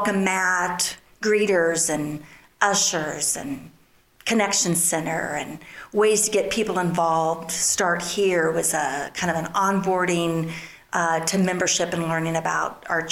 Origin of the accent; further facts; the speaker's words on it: Sabetha, Kansas, United States; moved away as an adult; also born or lived in Chicago; now in Kansas City area, United States; I grew up in Sabetha, Kansas, small town, and Jim and I grew up there together